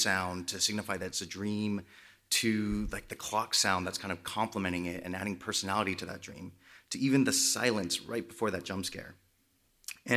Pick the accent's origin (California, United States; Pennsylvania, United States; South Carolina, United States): California, United States; Los Angeles; because I'm from Los Angeles, I ended up working in reality television.